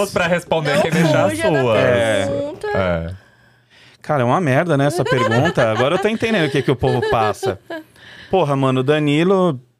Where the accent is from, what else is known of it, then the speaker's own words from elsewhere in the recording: São Paulo, Brazil; nasci numa na, na, maternidade ali numa na, no redor da, da Paulista ali não lembro onde que é mas mas morei minha vida inteira no Paris. Quer dizer, nasci e morei no Brás até os cinco anos.